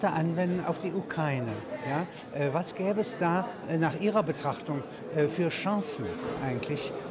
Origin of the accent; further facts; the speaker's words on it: Vienna, Austria; Ich bin in Wien geboren.